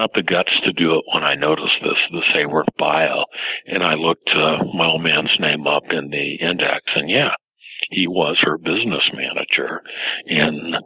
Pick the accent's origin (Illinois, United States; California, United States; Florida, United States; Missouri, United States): California, United States; Los Angeles; I grew up in Los Angeles, and my father was a Hollywood bottom feeder